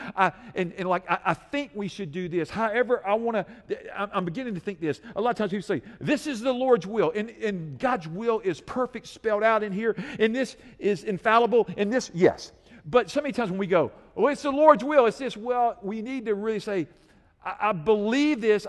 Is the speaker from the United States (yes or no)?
yes; United States; I love being an American citizen.